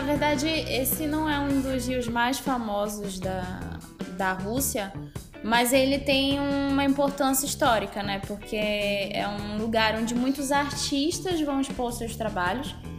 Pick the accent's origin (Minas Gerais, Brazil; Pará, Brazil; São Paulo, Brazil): Pará, Brazil; Belém; eu sou de Belém do Pará, né? Sou do norte do país.